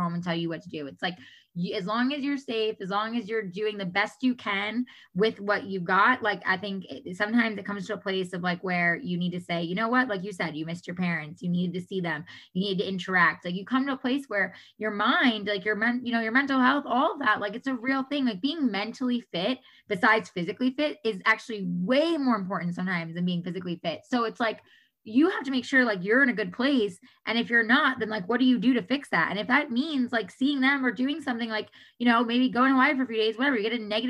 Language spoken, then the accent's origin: English; New York, United States; moved away as an adult; I'm originally from New York. We moved out here 10 and a half years ago